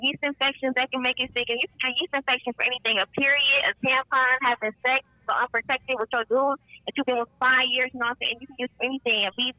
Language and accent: English; Indiana, United States; I'm from Indiana.